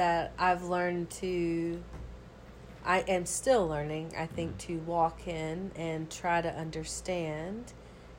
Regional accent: Georgia, United States; now in New Orleans, United States; But growing up in the South, a good old Georgia girl.

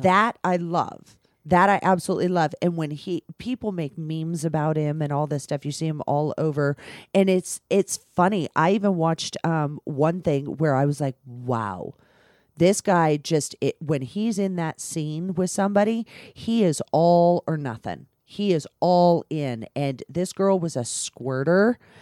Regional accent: California, United States; now in Las Vegas, United States; I'm from California

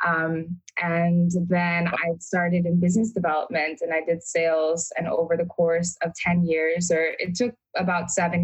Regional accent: New York City, New York, United States; also born or lived in Brooklyn / Bengal; I was raised in Queens, in Astoria

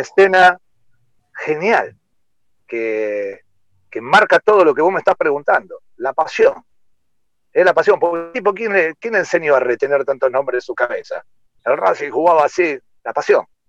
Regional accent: Rosario, Santa Fe, Argentina; yo soy de Rosario, come gato

